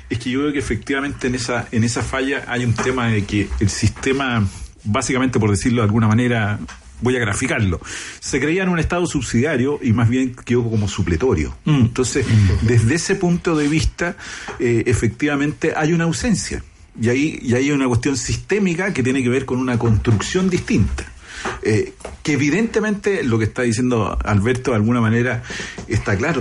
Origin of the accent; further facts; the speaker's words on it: Chile; tenemos en Chile